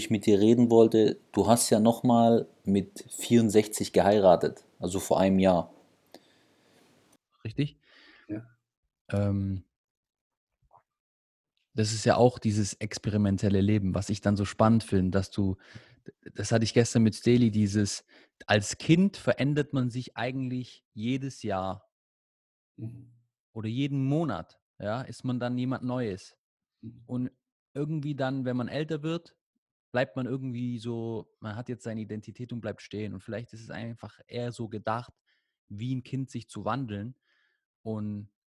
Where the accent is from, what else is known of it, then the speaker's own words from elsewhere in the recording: Baden-Württemberg, Germany; gar nicht auf dem Schirm als Schwabe und dann kommt auf einmal das Italienische in dein Leben und dann lebst du mitten in Rom gleichzeitig und, mit, und in Stuttgart.